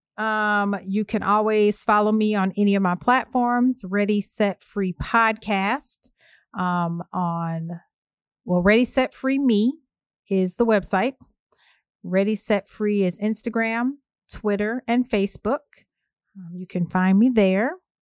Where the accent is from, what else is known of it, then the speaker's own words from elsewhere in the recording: Evanston, Illinois, United States; in my hometown of Evanston